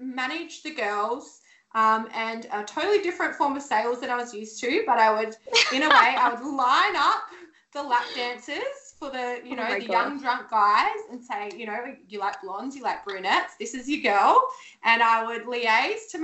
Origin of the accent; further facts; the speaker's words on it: Sydney, New South Wales, Australia; moved away as an adult; now in Gold Coast, Australia; I'm from Sydney originally and I moved to the Gold Coast, oh God, so it'd be at least 11 or 12 years ago now.